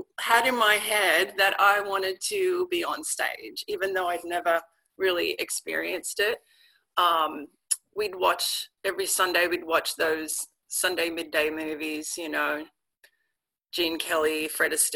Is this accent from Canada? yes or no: no; Guildford, New South Wales, Australia; moved away as an adult; also born or lived in Paris, France; now in Washington, United States; So I grew up in Sydney, Australia, in a small town about 45 minutes out of Sydney called Guildford.